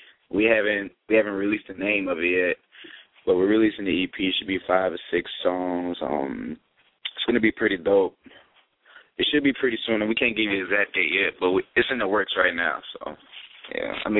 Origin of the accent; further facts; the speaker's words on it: Palm Beach, Florida, United States; now in Miami, United States; I'm originally from Palm Beach